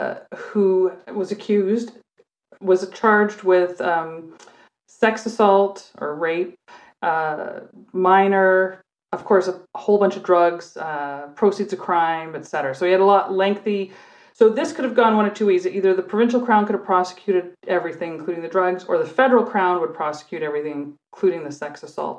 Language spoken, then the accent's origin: English; Canada; And so we're like, hey, we're Canadian cops here. We're just here looking around.